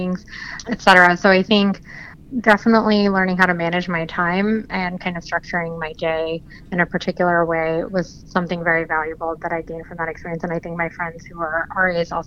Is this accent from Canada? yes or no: no; New Jersey, United States; also born or lived in New York; now in Washington, D.C., United States; I'm originally from South Jersey